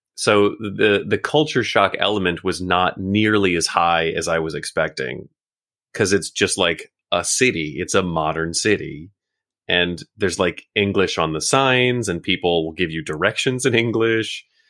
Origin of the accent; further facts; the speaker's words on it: Oklahoma, United States; moved away as an adult; also born or lived in Chicago; now in Tokyo, Japan; originally from Oklahoma, born and raised